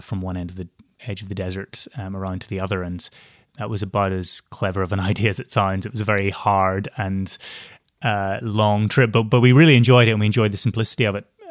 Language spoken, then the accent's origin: English; Northern Ireland, United Kingdom; moved away; growing up in Northern Ireland with not much experience of the outside world